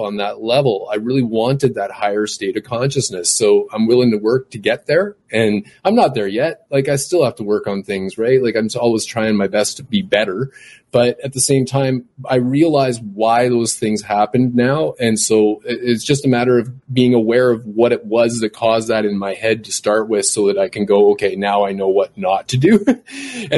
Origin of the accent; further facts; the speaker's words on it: Canada; I was born up here in Canada